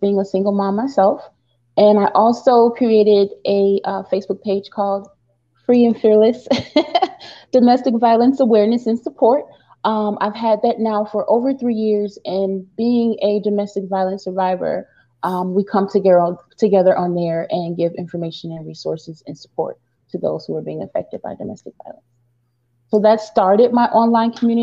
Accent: St. Petersburg, Florida, United States; now in Rochester, United States; I am originally from St. Petersburg, Florida, but I reside here now in Rochester, New York.

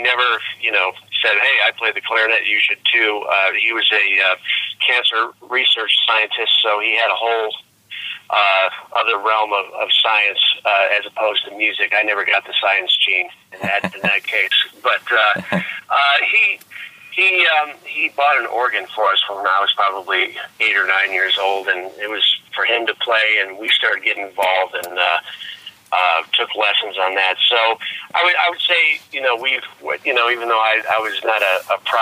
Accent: Gurnee, Illinois, United States; now in New York City, United States; I was born and raised in the Chicago area, a small town, which isn't so small anymore. It's called Gurnee, Illinois

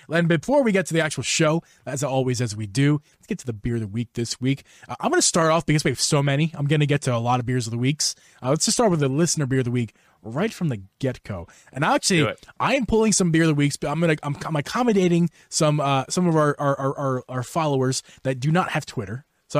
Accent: Wyoming, United States; Melvin is from Wyoming, my home state.

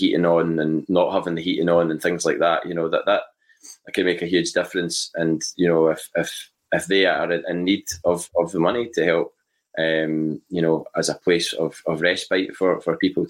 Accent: Bathgate, Scotland, United Kingdom; St Mary's so many times that was my parish in Bathgate, St Mary's Chapel in Bathgate, and I went to St Mary's Primary School in Bathgate as well.

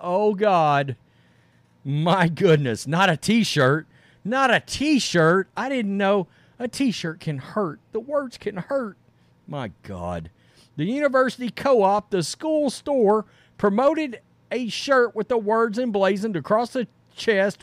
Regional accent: Texas, United States; I'm from Texas

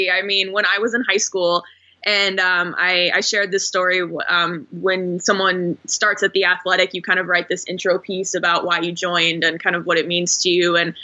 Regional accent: Phoenix, Arizona, United States; moved away as an adult; also born or lived in Houston, Texas / Oklahoma City, Oklahoma / Portland, Oregon; I grew up in Phoenix. So this was an opportunity to come back to my hometown

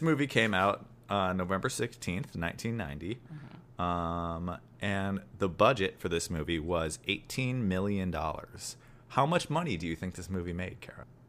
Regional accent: Chicago, Illinois, United States; I'm from the Midwest. I'm from Chicago

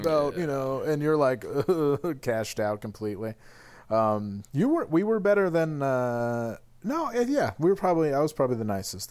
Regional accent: Glens Falls, New York, United States; moved away; I just have absorbed the spirit of my hometown

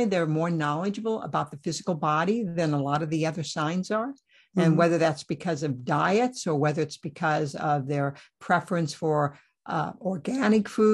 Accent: Iowa, United States; born or raised there

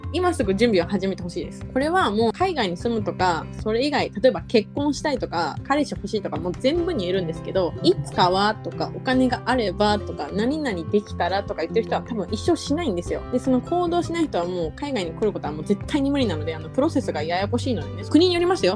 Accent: Japan; moved away; also born or lived in Tokyo; 地方出身なのであの地元に帰って友達とかと会って話す

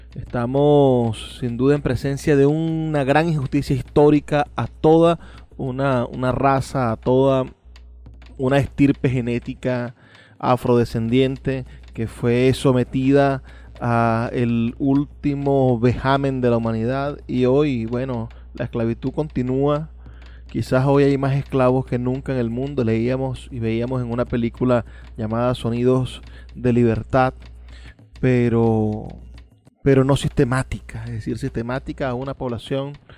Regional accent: Venezuela; en este crisol de razas que somos nosotros los venezolanos

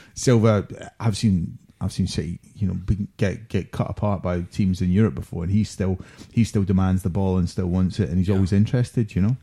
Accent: Scotland, United Kingdom; as a Scotsman

